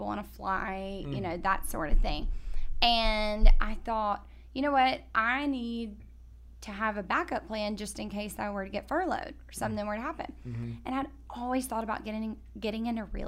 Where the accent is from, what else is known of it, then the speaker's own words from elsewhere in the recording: Tuscaloosa, Alabama, United States; now in Austin, United States; I am originally from Tuscaloosa, Alabama